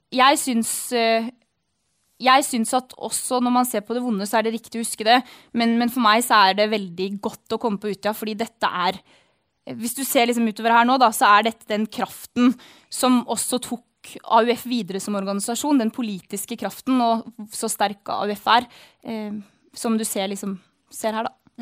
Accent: Averøy, Møre og Romsdal, Norway; på Hasseløya på Averøya, da, der jeg vokste opp.

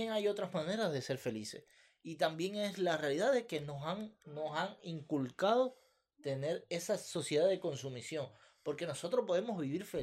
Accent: Cuba; moved away; Sí, nosotros somos de Cuba, pero eh, no estamos cerca del mar.

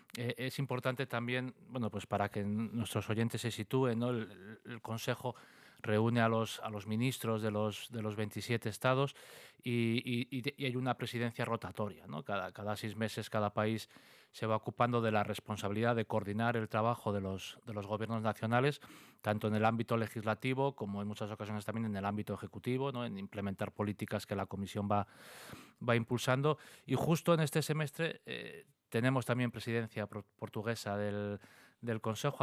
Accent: Asturias, Spain; como asturianos

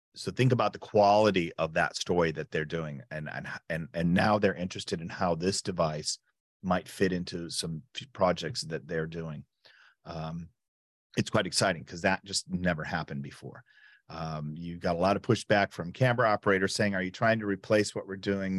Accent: United States; moved away as an adult; also born or lived in Chicago; now in Berlin, Germany; I'm an American, uh, but a full time resident

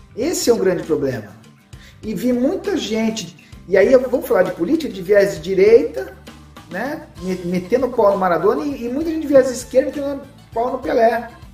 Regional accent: Brazil; eu vou falar como brasileiro

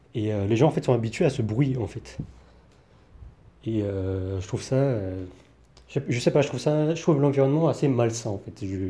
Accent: France; now in Taiwan; en tant que Français

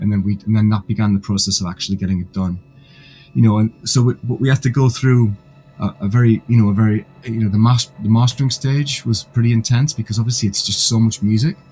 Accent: Gateshead, North East England, United Kingdom; now in Leeds, United Kingdom; I'm actually originally from a city about 100 miles north um, called Gateshead

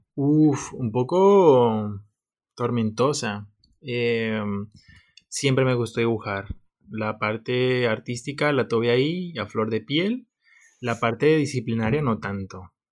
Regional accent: Colombia; moved away as an adult; now in Valencia, Spain; Yo soy de Colombia.

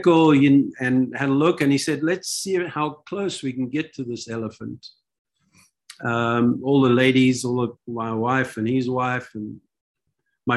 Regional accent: South Africa; also born or lived in Israel; I'm from South Africa

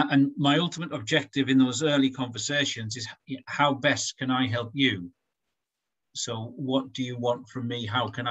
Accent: Durham, North East England, United Kingdom; And I'm from Durham too

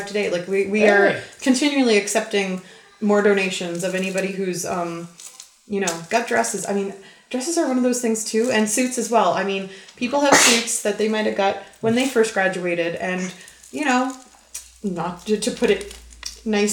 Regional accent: Halifax, Nova Scotia, Canada; moved away as an adult; also born or lived in Calgary, Alberta; now in Airdrie, Canada; I am actually from Nova Scotia originally.

